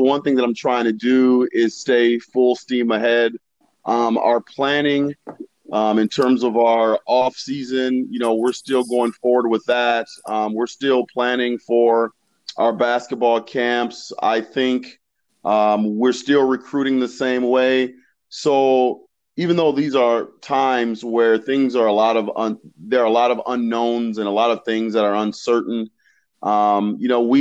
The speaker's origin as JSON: {"language": "English", "town": "Warrensville Heights", "region": "Ohio", "country": "United States", "tie": "born or raised there", "said": "I had a great childhood growing up. I'm from a little small suburb called Warrensville Heights. It's a suburb of Cleveland."}